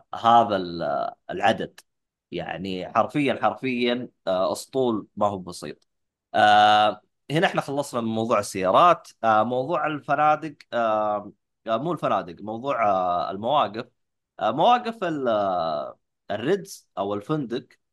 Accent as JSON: {"language": "Arabic", "country": "Saudi Arabia", "said": "عندنا في السعوديه"}